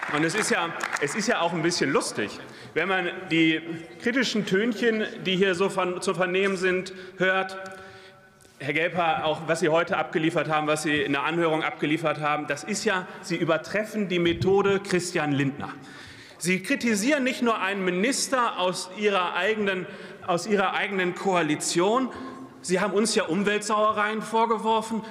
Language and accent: German; Lüdenscheid, North Rhine-Westphalia, Germany; born or raised there